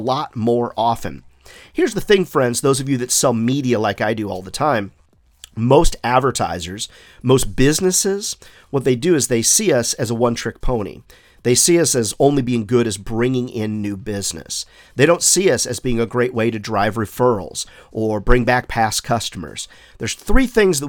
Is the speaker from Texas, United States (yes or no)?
no; South Carolina, United States; my home state here of South Carolina